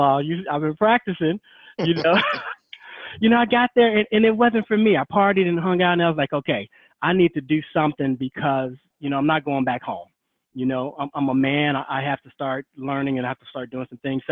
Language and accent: English; Gary, Indiana, United States; I'm from Gary, Indiana. Love my hometown.